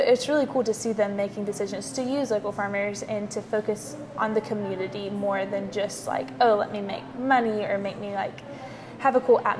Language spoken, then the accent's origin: English; Powdersville, South Carolina, United States; I actually grew up in Powdersville. So really the Easley area.